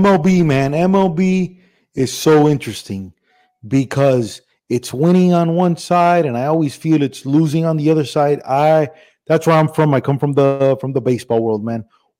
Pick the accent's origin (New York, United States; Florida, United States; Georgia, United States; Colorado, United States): Florida, United States; Miami; So I'm Cuban from Miami